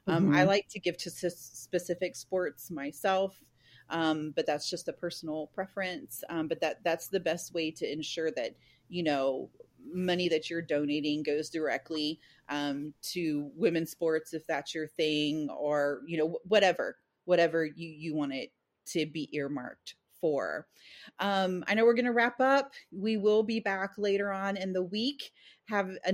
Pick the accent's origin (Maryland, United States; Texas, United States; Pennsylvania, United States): Texas, United States; El Paso; now in Nacogdoches, United States; I grew up in El Paso